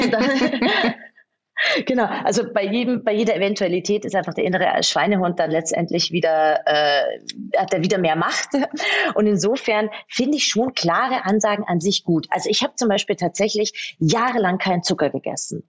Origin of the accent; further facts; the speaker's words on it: Munich, Bavaria, Germany; moved away as an adult; now in Salzburg, Austria; ich bin äh, eigentlich gebürtige Münchnerin und ich habe eigentlich mir äh, gedacht, boah, ich gehe nie aus München weg